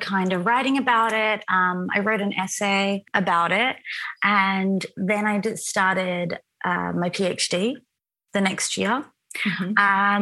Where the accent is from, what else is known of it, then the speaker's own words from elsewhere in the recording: Wollongbar, New South Wales, Australia; moved away as an adult; also born or lived in Sydney, Australia; now in Italy; I grew up in Wollongbar, which is a tiny little town of about, I think it's a couple thousand people, maybe it's bigger now, in Ballinashire, which is right beneath Byron Bay.